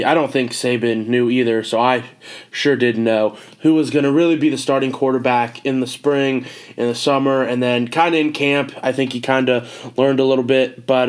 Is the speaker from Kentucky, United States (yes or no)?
yes; Louisville, Kentucky, United States; also born or lived in Houston, Texas; I was born in Houston, Texas, moved to Louisville, Kentucky when I was 6.